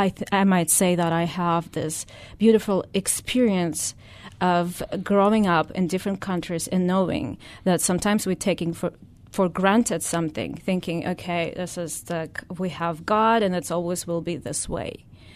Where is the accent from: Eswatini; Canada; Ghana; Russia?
Russia; English is a second language; So I was born in Russia. Mm-hmm. I spent almost all my life there. And when I was, you know, back then when I was born, it wasn't Russia. It was the USSR